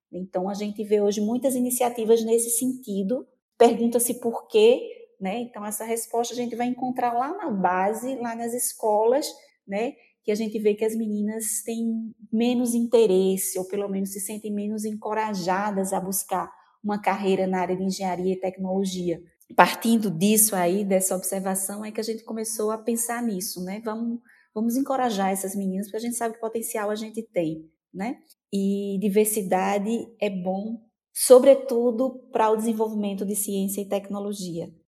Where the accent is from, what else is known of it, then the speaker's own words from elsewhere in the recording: Cubati, Paraíba, Brazil; Nasci numa cidade bem pequena, fui criada numa cidade bem pequena chamada Cubati